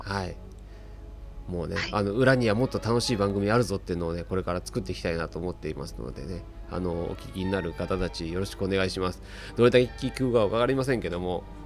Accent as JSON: {"language": "Japanese", "region": "Tokyo", "country": "Japan", "tie": "born or raised there", "said": "僕生まれも育ちも東京なんですけども"}